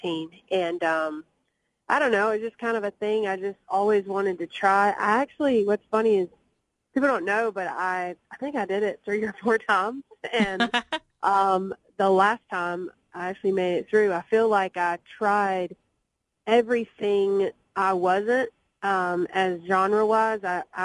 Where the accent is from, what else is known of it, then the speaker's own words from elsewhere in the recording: Montgomery, Alabama, United States; moved away as an adult; now in Nashville, United States; growing up in Alabama and growing up in the South and the Bible Belt.